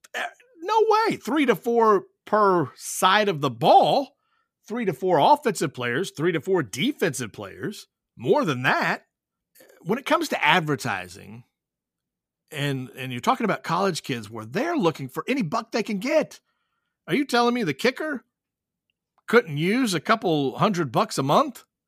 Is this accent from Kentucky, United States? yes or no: yes; Whitley County, Kentucky, United States; growing up in Whitley County, playing at Williamsburg